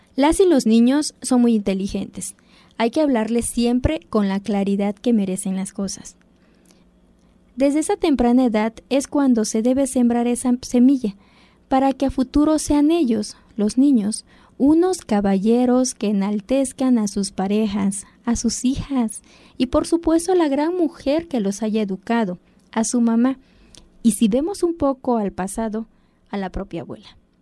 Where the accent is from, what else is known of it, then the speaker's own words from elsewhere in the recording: Zapotec, Oaxaca, Mexico; first language Zapotec; Spanish is a second language; tanto en nuestra lengua natal el zapoteco como en español